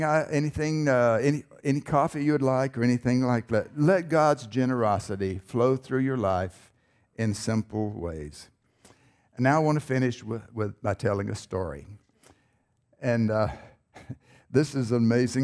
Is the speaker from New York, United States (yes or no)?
no; North Carolina, United States; I was born in North Carolina. Maybe you can tell by my accent